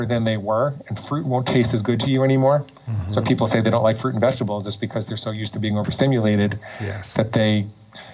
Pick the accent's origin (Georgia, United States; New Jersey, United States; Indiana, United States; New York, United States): New York, United States; moved away as an adult; also born or lived in Portland, Oregon; now in Florida, United States; I grew up in and around New York, and I lived there until I was almost 40